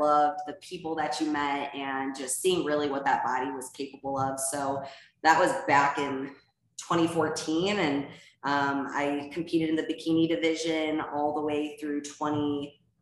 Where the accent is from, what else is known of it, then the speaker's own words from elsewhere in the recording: Ohio, United States; moved away as an adult; now in Scottsdale, United States; I'm originally from Ohio and we moved to Scottsdale, Arizona a couple of years ago during COVID